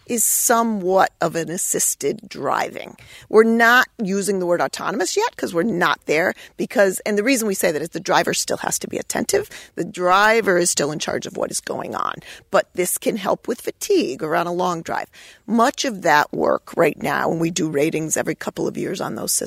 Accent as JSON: {"language": "English", "town": "East Hampton", "region": "Connecticut", "country": "United States", "tie": "born or raised there", "said": "East Hampton, which is my hometown."}